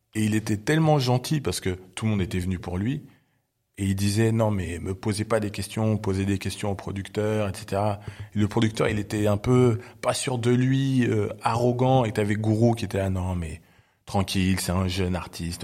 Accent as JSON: {"language": "French", "country": "Belgium", "tie": "born or raised there", "moved": "as an adult", "lives_now": "Paris, France", "said": "Moi, je suis né en Belgique et j'ai euh, grandi en Belgique"}